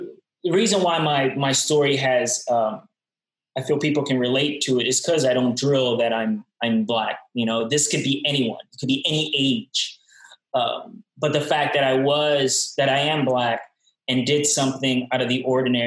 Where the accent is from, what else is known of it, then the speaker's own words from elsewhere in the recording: New York City, New York, United States; moved away as an adult; now in Asheville, United States; I'm from Brooklyn. I grew up in not a great environment